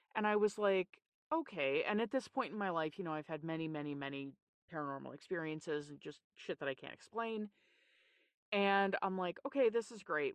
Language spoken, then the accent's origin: English; Newfoundland and Labrador, Canada; I grew up in Newfoundland, Canada